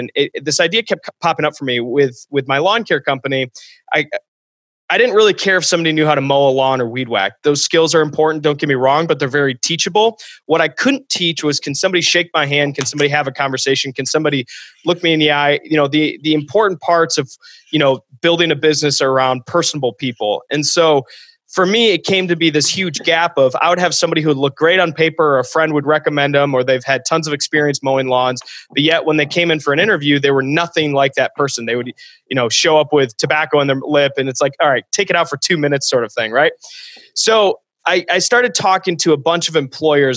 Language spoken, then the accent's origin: English; Ann Arbor, Michigan, United States; also born or lived in Holland, Michigan; I went to a college about 3 hours from my hometown. I'm from Ann Arbor, Michigan